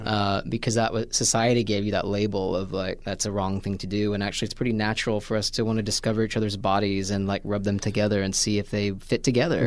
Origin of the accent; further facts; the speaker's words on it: Washington, Indiana, United States; moved away as an adult; also born or lived in Vincennes, Indiana; Southern Indiana, a town called Washington, Indiana